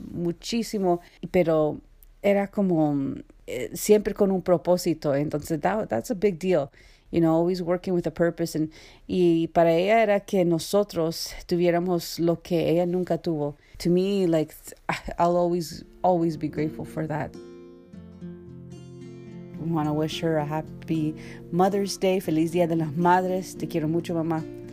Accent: Canada; I'm from Canada, and my parents are from El Salvador.

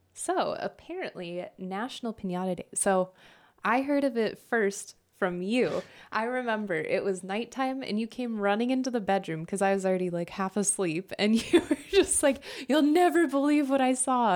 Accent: Southwest, United States; I grew up in the Southwest

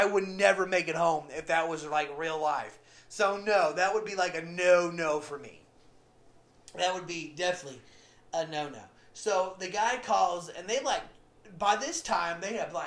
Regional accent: Oklahoma, United States; where I'm from Oklahoma

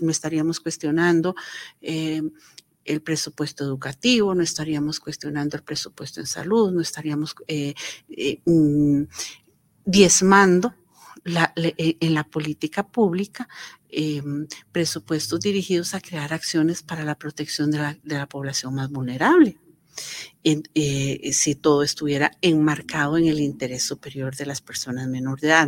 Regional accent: Costa Rica; Nosotros como Estado costarricense

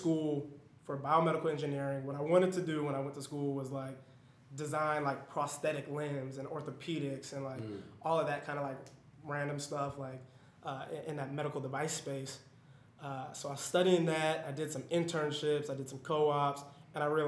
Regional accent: Denver, Colorado, United States; moved away as an adult; also born or lived in Atlanta, Georgia; where I'm from Denver, Colorado

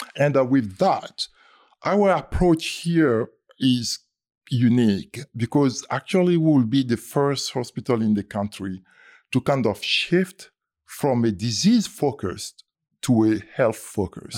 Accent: Côte d’Ivoire; moved away; I was born in the Ivory Coast, uh, in French, we say Côte d'Ivoire.

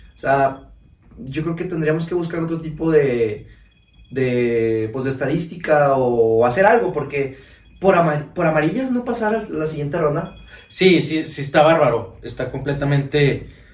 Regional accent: Mexico; nosotros los mexicanos

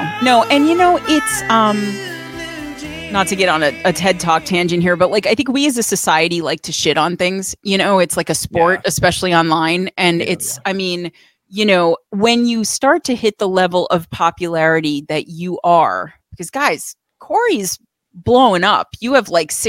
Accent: New York, United States; I'm Italian. I'm from New York

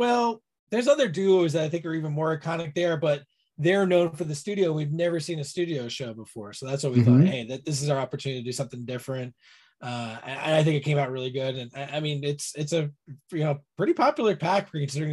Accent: New York area, United States; I grew up in the New York area

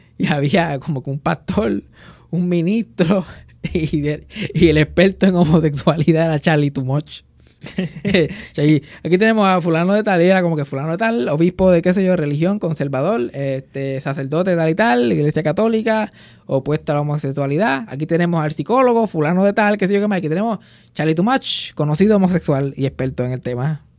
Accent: Puerto Rico; nosotros los milenios, de puertorriqueños milenios

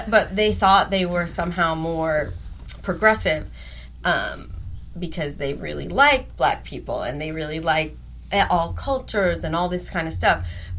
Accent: Eugene, Oregon, United States; I went to South Eugene High School, which is the liberal high school

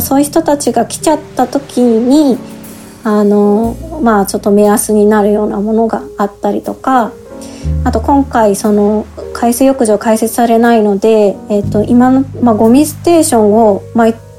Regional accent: Miura, Kanagawa, Japan; 私は三浦市出身で

